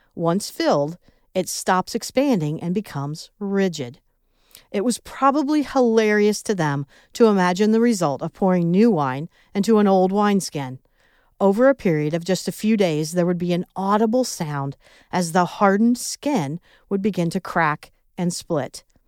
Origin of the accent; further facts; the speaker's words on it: Midwest, United States; accent: Midwest; my Midwest accent